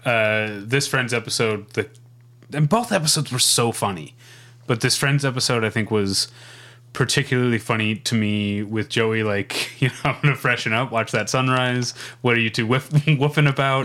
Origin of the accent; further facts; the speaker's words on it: United States; I'm gonna be an American